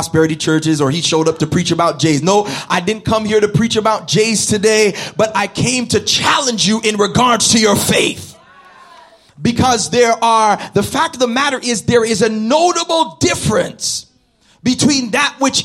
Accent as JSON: {"language": "English", "town": "Toronto", "region": "Ontario", "country": "Canada", "said": "I'm from Scarborough"}